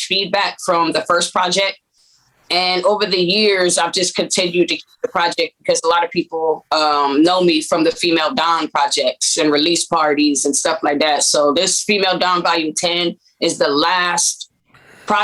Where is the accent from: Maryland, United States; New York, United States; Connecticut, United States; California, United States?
California, United States; Compton; moved away as an adult; also born or lived in Texas; now in San Antonio, United States; originally I come from Compton, California.